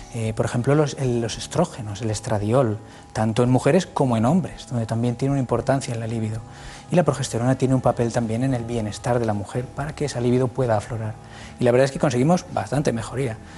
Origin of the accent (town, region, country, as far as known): Castilla-La Mancha, Spain; born or raised there; also born or lived in Requena, Valencia